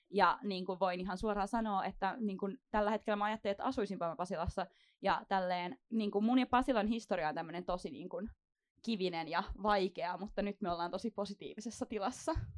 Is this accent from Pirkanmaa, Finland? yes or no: yes; Tampere, Pirkanmaa, Finland; moved away; mä oon itse alun perin Tampereelta